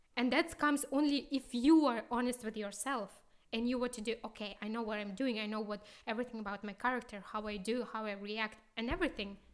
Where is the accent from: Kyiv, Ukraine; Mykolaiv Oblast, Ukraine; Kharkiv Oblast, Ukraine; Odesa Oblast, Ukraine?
Kyiv, Ukraine; English is a second language; moved away as an adult; also born or lived in Moscow / Houston; now in Karlsruhe, Germany; we came from Kyiv.